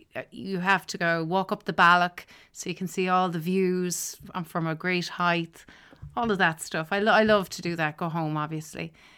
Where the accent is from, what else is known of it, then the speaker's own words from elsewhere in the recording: Douro, Ireland; go home to Douro. And my hometown is, well, now it's so idyllic, right? When you're growing up there, it's just where you live.